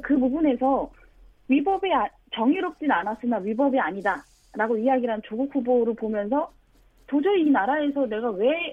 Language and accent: Korean; Cheongju, North Chungcheong, South Korea; moved away; 저는 고향이 청주여서요.